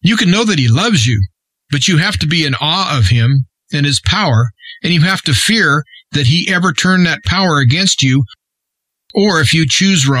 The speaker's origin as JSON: {"language": "English", "region": "Nebraska", "country": "United States", "tie": "born or raised there", "said": "my home state of Nebraska"}